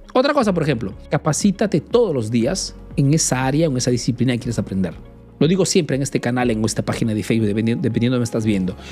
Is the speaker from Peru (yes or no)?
yes; Peru; now in Italy